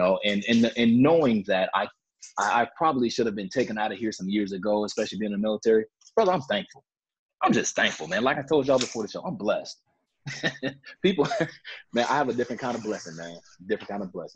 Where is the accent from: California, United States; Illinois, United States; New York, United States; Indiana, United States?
Illinois, United States; Chicago; Growing up in Chicago